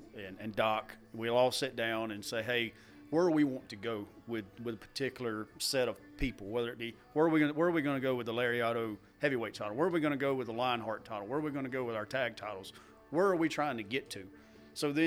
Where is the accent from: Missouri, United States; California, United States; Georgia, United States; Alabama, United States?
Georgia, United States; Dublin; I'm from Dublin